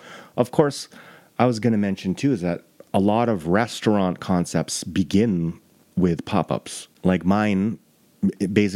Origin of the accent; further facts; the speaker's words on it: Toronto, Ontario, Canada; now in Calgary, Canada; I was born in Etobicoke.